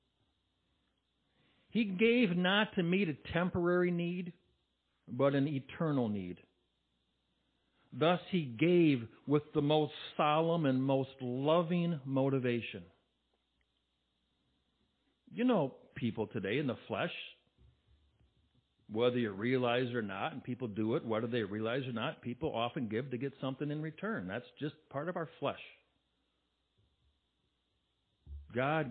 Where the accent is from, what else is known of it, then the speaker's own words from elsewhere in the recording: Bay City, Michigan, United States; I'm from Bay City